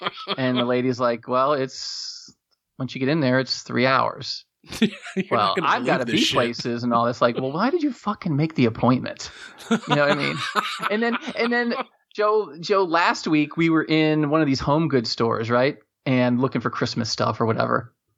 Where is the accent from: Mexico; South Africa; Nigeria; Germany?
Germany; born there; I was born in Germany